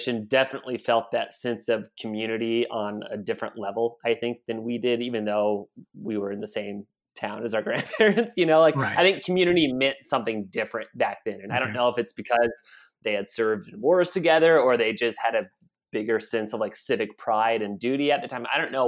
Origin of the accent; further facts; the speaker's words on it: Broken Bow, Nebraska, United States; I like have great memories of growing up in Broken Bow.